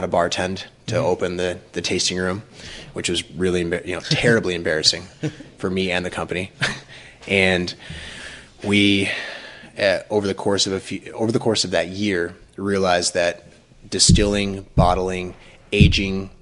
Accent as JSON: {"language": "English", "town": "Traverse City", "region": "Michigan", "country": "United States", "tie": "born or raised there", "said": "Michigan, Traverse City specifically, is my hometown. That's where I was born and raised."}